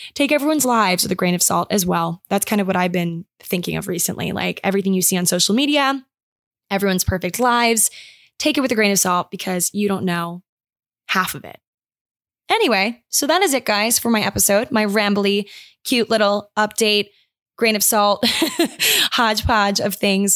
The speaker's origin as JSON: {"language": "English", "region": "Maryland", "country": "United States", "tie": "born or raised there", "said": "my hometown, like, I live on a river"}